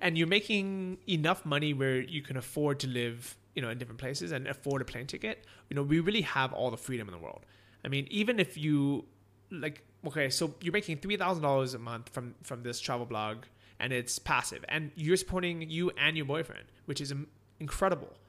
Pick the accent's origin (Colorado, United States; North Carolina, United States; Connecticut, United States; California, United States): California, United States; San Francisco; first language English; moved away as an adult; also born or lived in Orange County / Los Angeles; I grew up in San Francisco